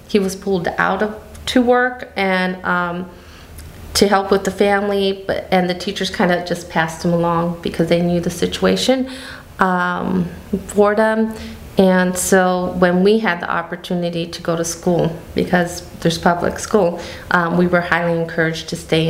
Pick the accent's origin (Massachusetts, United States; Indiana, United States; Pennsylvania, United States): Indiana, United States; Gary; We were raised in Gary, Indiana, but our summers were in Mexico